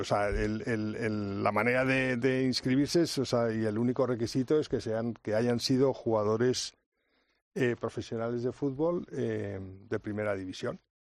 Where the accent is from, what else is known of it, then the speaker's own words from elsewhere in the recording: Spain; así somos los españoles, luchadores